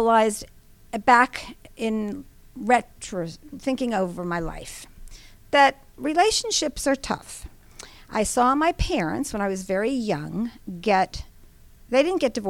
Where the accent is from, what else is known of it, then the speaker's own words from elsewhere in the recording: New York / Long Island, United States; moved away; also born or lived in Atlanta, Georgia; I am a New Yorker mm-hmm. or Long Islander